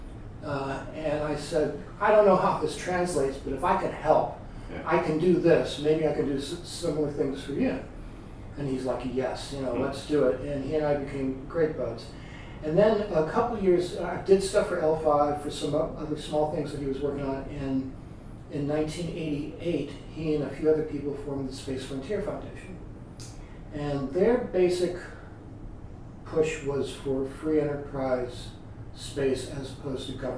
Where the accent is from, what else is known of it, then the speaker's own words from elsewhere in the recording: New Orleans, Louisiana, United States; also born or lived in New York City / Connecticut / Bay Area / Pinehurst; now in Asheville, United States; growing up in New Orleans